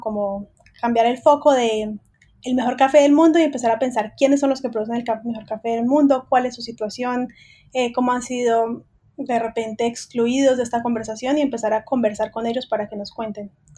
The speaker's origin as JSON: {"language": "Spanish", "country": "Colombia", "moved": "yes", "lives_now": "Buenos Aires, Argentina", "said": "Yo soy colombiana"}